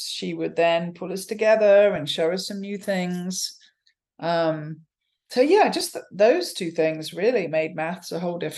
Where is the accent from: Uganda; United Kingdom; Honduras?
United Kingdom; England; moved away as an adult; now in Stanford, United States; I'm from England.